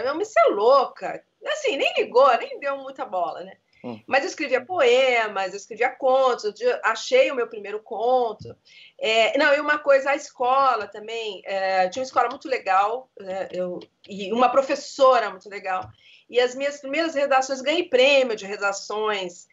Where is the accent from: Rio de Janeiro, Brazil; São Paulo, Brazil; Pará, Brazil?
Rio de Janeiro, Brazil; also born or lived in Engenho de Dentro, Rio de Janeiro; nasci em Vila Isabel, com 12 anos, meu pai foi pro Engenho de Dentro